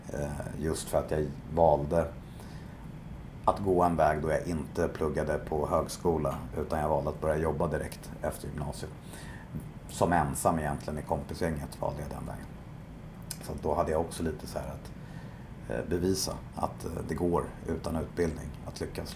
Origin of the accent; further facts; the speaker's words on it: Stockholm, Stockholm County, Sweden; jag är eh, uppvuxen i eh, Bromma i mm. Stockholm